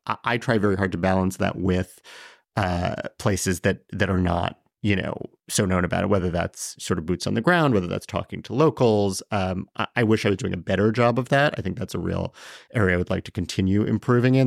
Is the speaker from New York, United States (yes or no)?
yes; New York City, New York, United States; born in Chelsea, grew up in, in Tribeca